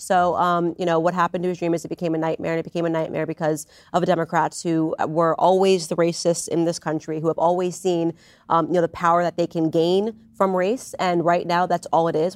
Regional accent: Stamford, Connecticut, United States; we're both from Stamford, Connecticut

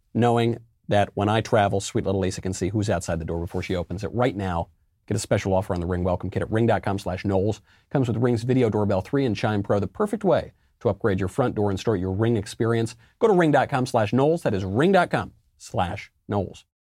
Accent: New York, United States; I say this as a New Yorker. I say this as an Italian American. I come from a very similar culture. I think actually the same town as Andrew Cuomo

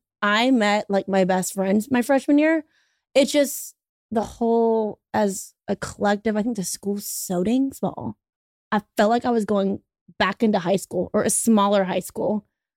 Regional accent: Baton Rouge, Louisiana, United States; We are both from Baton Rouge, Louisiana.

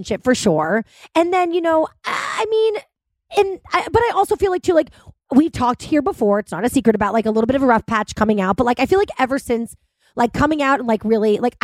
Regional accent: Cohasset, Massachusetts, United States; Chris and I grew up in Cohasset together

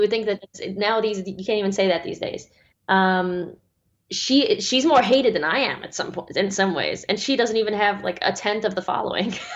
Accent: Australia; my home country of Australia

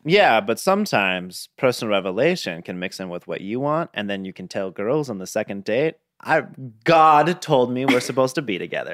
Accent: Gilbert, Arizona, United States; I grew up in Gilbert, Arizona

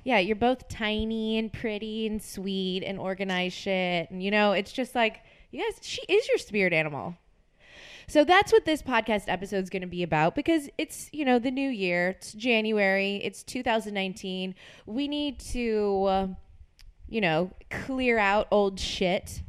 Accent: New Orleans, Louisiana, United States; moved away; I am from New Orleans

